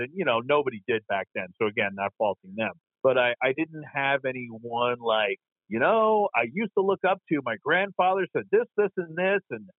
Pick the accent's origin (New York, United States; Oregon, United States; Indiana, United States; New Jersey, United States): New York, United States; New York City; I was born in Queens, New York